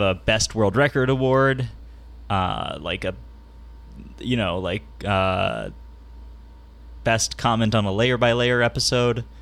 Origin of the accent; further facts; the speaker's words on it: San Diego, California, United States; in my area, in my hometown of San Diego